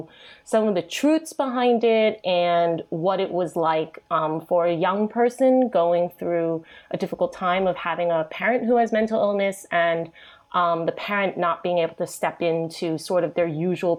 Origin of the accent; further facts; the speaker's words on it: New York, United States; moved away as an adult; now in Sydney, Australia; I'm a Chinese American born. So I was originally born in New York, but I've lived in Sydney for about 15 years now. So kind of an adopted Aussie in that way. I'm born to immigrant parents. So my mom, it was originally from Hong Kong